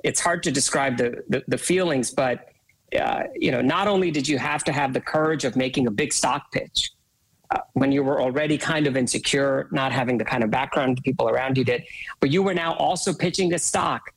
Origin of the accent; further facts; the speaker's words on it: India; I was born and raised in India